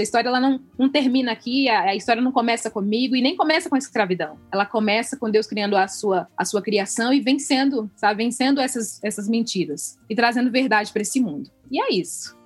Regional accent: Angola; now in Brazil; eu sendo angolano

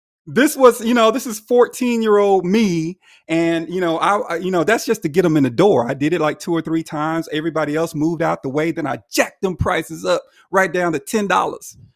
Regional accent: Alabama, United States; moved away as an adult; now in Nashville, United States; I originated from Alabama

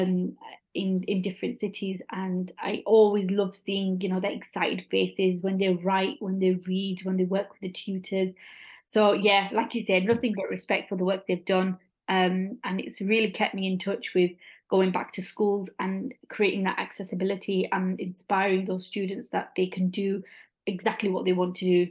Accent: Bradford, Yorkshire and the Humber, United Kingdom; my hometown in Bradford

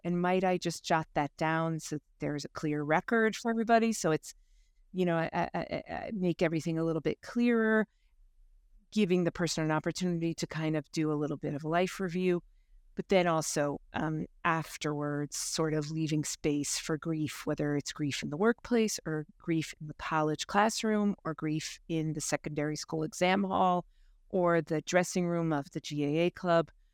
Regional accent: United States; moved away as an adult; also born or lived in Limerick, Ireland; now in Ireland; born and bred in the States

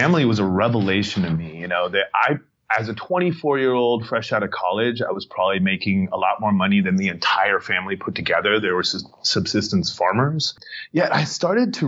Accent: Santa Monica, California, United States; I grew up in Venice and Santa Monica here in California

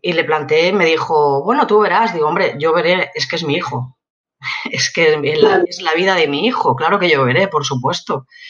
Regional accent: Elche, Valencian Community, Spain; also born or lived in Madrid; yo soy de Elche y en Elche lo que más hay o había son empresas de calzado

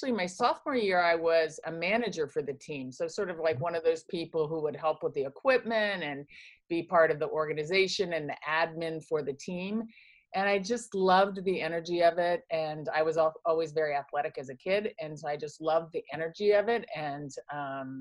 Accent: Kansas and Indianapolis, Indiana, Midwest, United States; moved away; also born or lived in Philadelphia, Pennsylvania; I was born in Philadelphia, but was raised primarily in Kansas City, Kansas, and Indianapolis, Indiana.

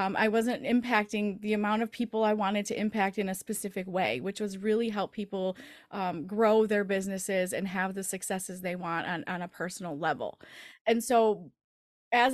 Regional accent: Michigan, United States; But winter seems to be a little bit longer here in the Midwest. We're from the Michigan area. And so we always have long winters.

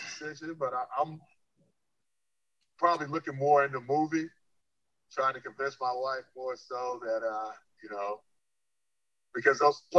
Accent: South Carolina, United States; now in North Carolina, United States; And I'm just saying that because I grew up in South Carolina.

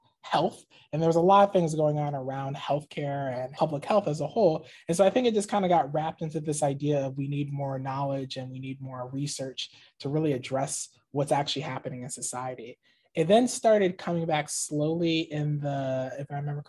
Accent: Maryland, United States; moved away as an adult; I'm originally from the Maryland area. So this is kind of a homecoming, moving back here

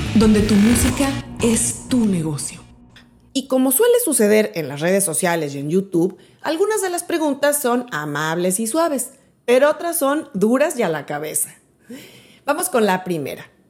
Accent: Mexico City, Mexico; moved away as an adult; now in Miami, United States; yo soy de México, soy de la Ciudad de México. Viví ahí durante mis primeros 31 años

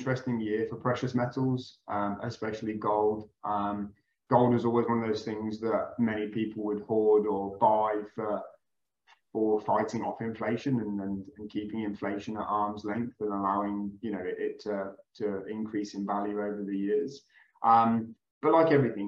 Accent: Midlands, United Kingdom; moved away as an adult; now in Dubai, United Arab Emirates; I'm originally from the country, for all intents and purposes, in the UK. I come from the very green hills of the Midlands in the UK.

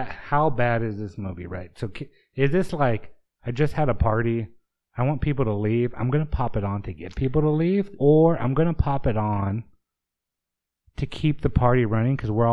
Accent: California, United States; We're from California.

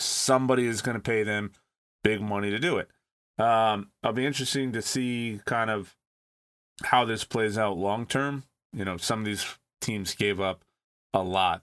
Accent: California, United States; growing up in California

